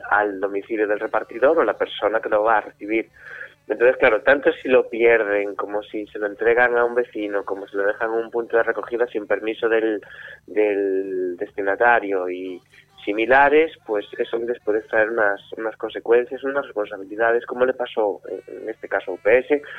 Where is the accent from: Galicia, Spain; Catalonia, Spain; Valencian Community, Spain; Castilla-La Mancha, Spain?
Galicia, Spain; Vigo; Sí, sí, sí, sí, somos de Vigo